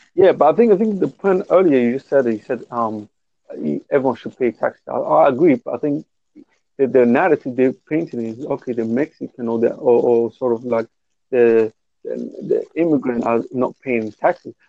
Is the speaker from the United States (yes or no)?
no; Somalia; I'm from Africa. Um, I'm from Somalia